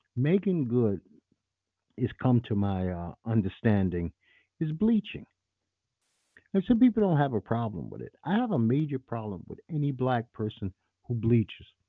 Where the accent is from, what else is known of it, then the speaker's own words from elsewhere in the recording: New York City, New York, United States; I grew up in the heart of the Giuliani administration in NYC I'm from Bed-Stuy, Brooklyn